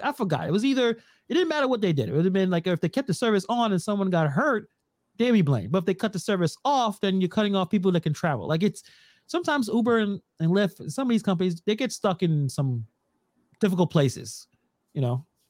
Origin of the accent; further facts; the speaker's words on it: New York City, New York, United States; I don't call myself a Brooklynite or you know, we're from Brooklyn